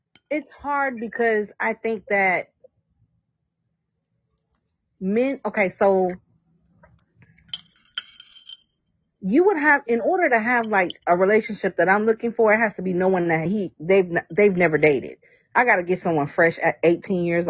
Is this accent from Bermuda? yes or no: yes; Bermuda; I'm from Bermuda. So we're British.